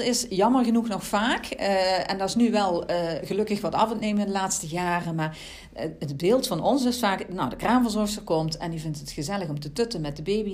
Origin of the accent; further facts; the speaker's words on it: Central Limburg, Netherlands; Ik ben zelf uit Midden-Limburg, dus ze proberen mij ook echt daar in die regio mhm. in te zetten